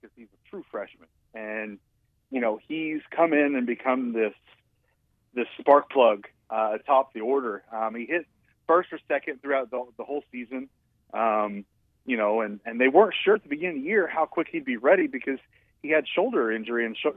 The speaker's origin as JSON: {"language": "English", "region": "Oklahoma", "country": "United States", "said": "I am from Oklahoma"}